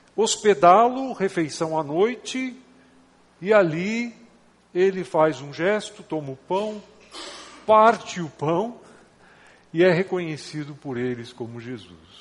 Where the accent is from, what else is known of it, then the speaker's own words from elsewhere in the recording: Gaúcho, Rio Grande do Sul, Brazil; now in São Paulo, Brazil; moro em São Paulo, mas não sou corintiano, sou gaúcho